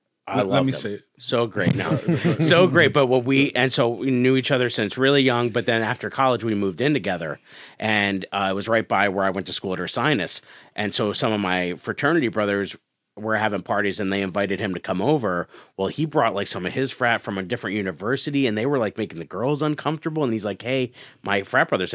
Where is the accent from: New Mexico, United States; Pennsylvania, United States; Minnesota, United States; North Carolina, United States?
Pennsylvania, United States; Scranton; also born or lived in Carbondale, Pennsylvania / Philadelphia; growing up in Scranton and Carbondale